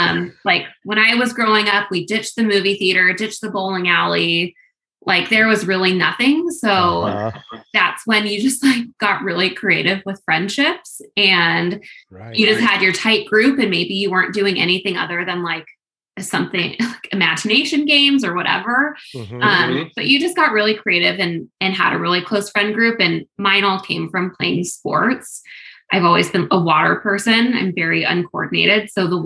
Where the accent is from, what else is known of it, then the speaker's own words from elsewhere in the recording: Atascadero, California, United States; but that is where I'm from, where I grew up.